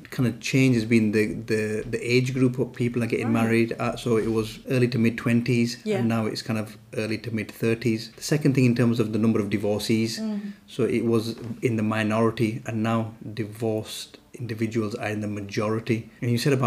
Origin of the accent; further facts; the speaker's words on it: United Kingdom; the UK is home for us that are second generation, we're born here